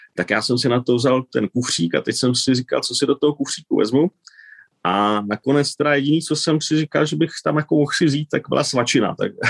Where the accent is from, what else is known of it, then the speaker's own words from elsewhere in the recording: Czechia; also born or lived in Spain; now in Switzerland; jsem Čech